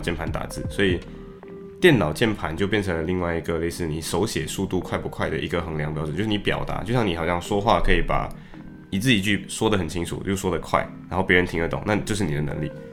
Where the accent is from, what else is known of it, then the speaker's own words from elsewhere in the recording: Malaysia; accent: Malaysian English; now in Liverpool, United Kingdom; 作为马来西亚人经常会有的习惯，就是在说英语的时候很容易说成马来西亚英语